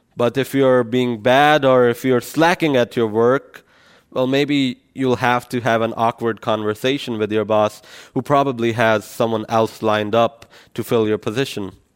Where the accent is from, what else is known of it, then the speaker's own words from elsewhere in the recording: Pakistan; moved away; I come from Pakistan, so it's a Muslim country